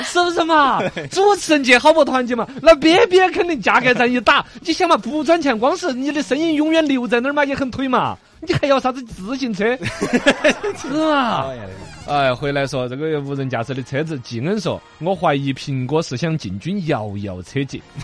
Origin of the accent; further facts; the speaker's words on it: China; 我们中国人都很傲娇